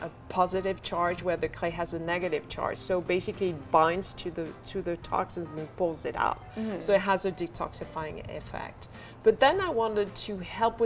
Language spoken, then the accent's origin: English; France; moved away; I come from France